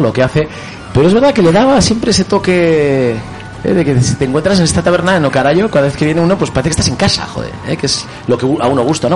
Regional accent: Vitoria-Gasteiz, Basque Country, Spain; en mi tierra, en mi ciudad, en la capital de Euskadi

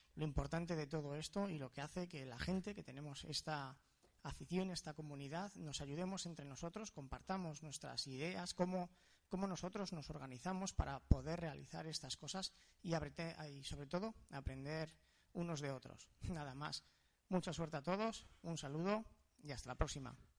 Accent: Spain; Somos afortunados los españoles de tener esta hermandad ¿no? con Latinoamérica

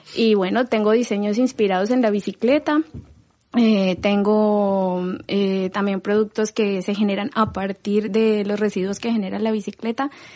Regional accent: Colombia; moved away as an adult; also born or lived in Madrid, Spain; now in Barcelona, Spain; soy colombiana enamorada de Barcelona también, eh, adoptada por Barcelona hace tres años, antes viví en Madrid

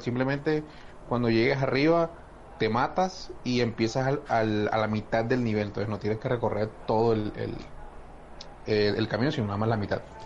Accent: Barranquilla, Atlántico, Colombia; en Barranquilla, bueno, en Barranquilla todos somos barranquilleros

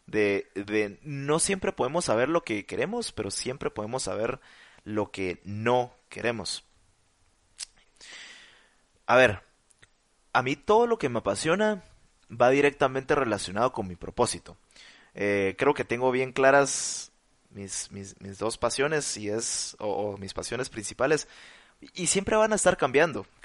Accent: Mexico; como Marcel, como otros mexicanos.

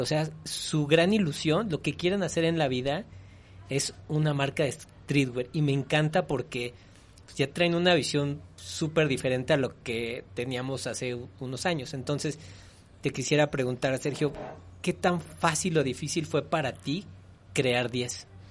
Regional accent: Mexico; soy mexicano

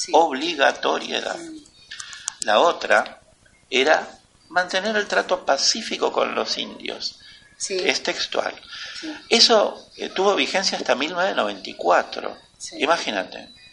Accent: Argentina; Nosotros, los argentinos, todos bajamos de los barcos

